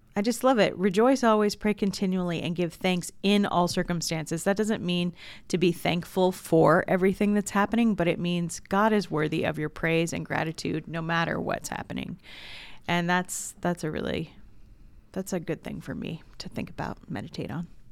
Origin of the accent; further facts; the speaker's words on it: Southern California, United States; moved away; I'm originally from Southern California, and there was a woman who used to watch me growing up